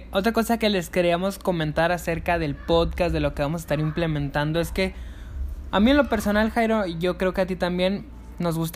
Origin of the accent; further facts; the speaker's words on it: Mexico; Así es, pues como buen mexicano tengo que tengo que arreglar